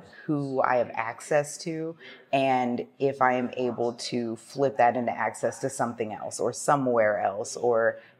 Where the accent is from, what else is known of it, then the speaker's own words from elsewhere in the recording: Ohio, United States; moved away; I am from Ohio originally, and I worked at our local Renaissance Festival for some years